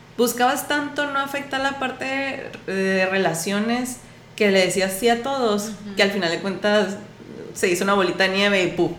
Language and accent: Spanish; Mexico; como cultura mexicana y a, lo mejor latinoamericana